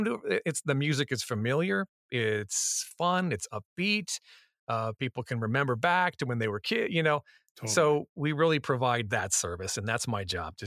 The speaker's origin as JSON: {"language": "English", "town": "Los Angeles", "region": "California", "country": "United States", "tie": "born or raised there", "also_born_or_lived": "San Diego", "said": "I grew up in Los Angeles."}